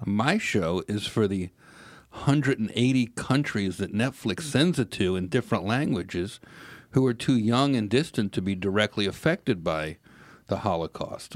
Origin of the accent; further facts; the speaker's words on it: New York, United States; I'm a New Yorker